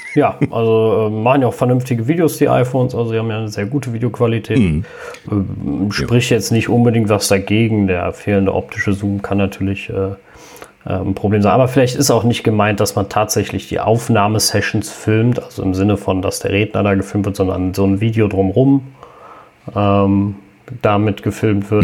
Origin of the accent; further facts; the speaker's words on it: Cologne, North Rhine-Westphalia, Germany; bei uns in Köln